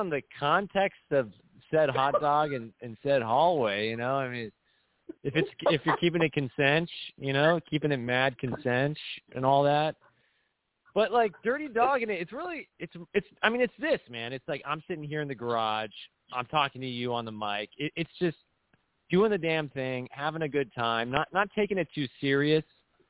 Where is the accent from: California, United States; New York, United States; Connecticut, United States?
California, United States; Huntington Beach; accent: Huntington Beach; my first language isn't actually English. It's actually what linguists refer to as Huntington Beach Creole. It's like it's a dialect.